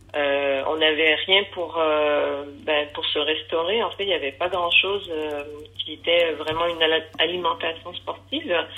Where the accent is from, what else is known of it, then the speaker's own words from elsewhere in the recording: Quebec, Canada; moved away as an adult; also born or lived in Paris; now in Bédoin, France; je suis québécois